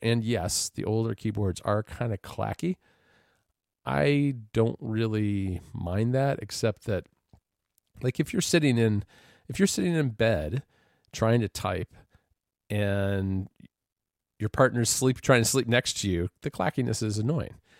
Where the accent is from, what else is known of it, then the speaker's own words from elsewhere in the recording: United States; as an American